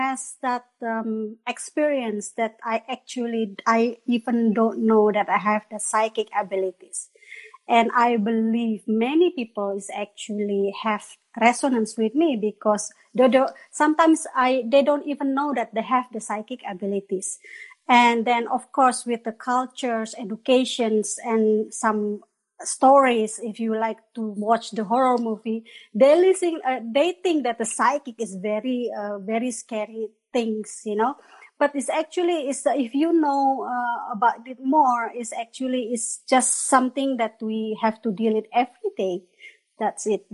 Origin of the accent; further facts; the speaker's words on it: Bandung, West Java, Indonesia; moved away as an adult; also born or lived in Malaysia / Würzburg, Germany; now in Veitshöchheim, Germany; I am actually Indonesian. I am coming from Bandung, Indonesia. Orang Sunda